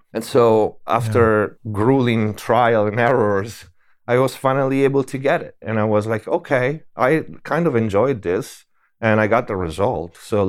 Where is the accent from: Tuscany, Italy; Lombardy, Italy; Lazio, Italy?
Tuscany, Italy; English is a second language; moved away; also born or lived in Germany / Paris; I was born in Italy. In Tuscany. Yeah. And I spent my early years there.